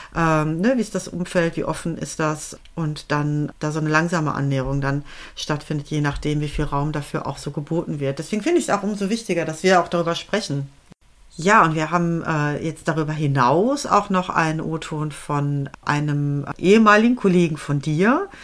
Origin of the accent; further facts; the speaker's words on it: Germany; also born or lived in Netherlands; als Deutsche, die in Holland studiert hat